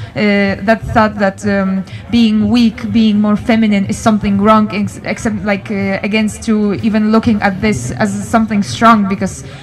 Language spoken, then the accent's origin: English; Poland; moved away as an adult; now in Denmark; I'm from Poland. I live in Denmark three years right now